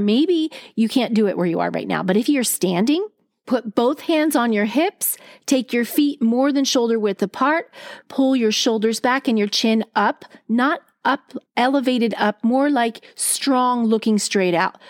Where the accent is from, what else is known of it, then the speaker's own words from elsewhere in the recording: East Coast, United States; growing up on the East Coast, we use our hands when we talk